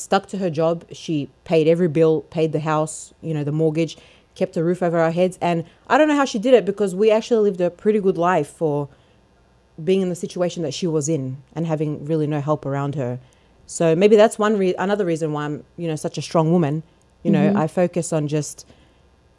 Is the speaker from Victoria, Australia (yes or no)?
yes; Melbourne, Victoria, Australia; now in United States; I'm from Melbourne, Australia. That's where I grew up most of my life until I came here.